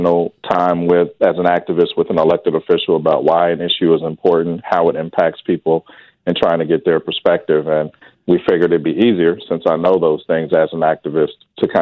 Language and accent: English; Wichita, Kansas, United States; I grew up here in Wichita